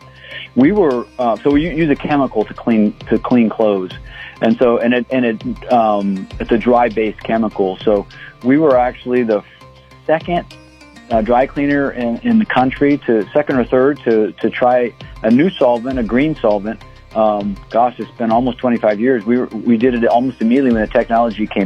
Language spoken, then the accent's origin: English; Columbus, Ohio, United States; moved away as an adult; now in Las Cruces, United States; I grew up in Columbus, Ohio. I moved down here, 26, 27 years ago